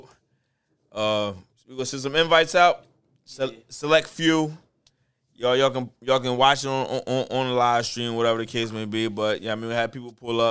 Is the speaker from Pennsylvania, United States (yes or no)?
yes; Bristol, Pennsylvania, United States; I'm from Bristol, Pennsylvania.